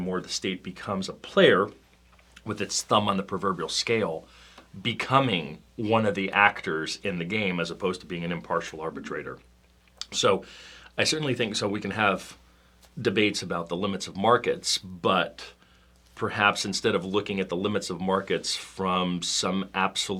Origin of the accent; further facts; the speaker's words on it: Washington, District of Columbia, United States; we're both from Washington, the Washington, D.C. area originally